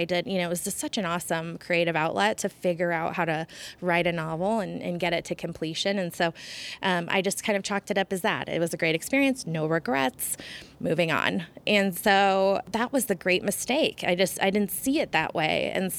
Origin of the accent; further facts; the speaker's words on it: Portland, United States; also born or lived in Florida; But Portland's definitely, I think of it as my hometown, definitely where I wanted to build the proverbial white picket fence, I think, in the long run. But I also have a lot of fond memories from the South. Like living in Florida was such a unique experience.